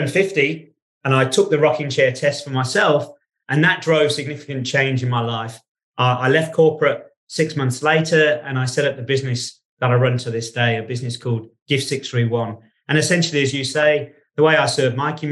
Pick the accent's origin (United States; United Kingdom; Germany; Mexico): United Kingdom; England; moved away; also born or lived in Australia; I was born in England. I grew up in England